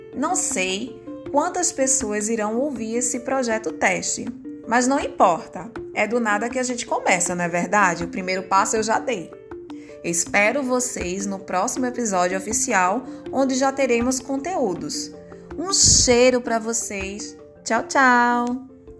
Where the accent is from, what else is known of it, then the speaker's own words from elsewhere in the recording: Pernambuco, Brazil; sou pernambucana